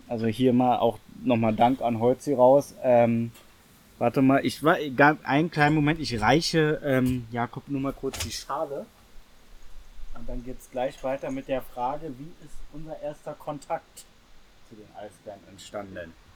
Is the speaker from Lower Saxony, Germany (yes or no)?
no; Berlin, Germany; Ich bin in Reinickendorf groß geworden.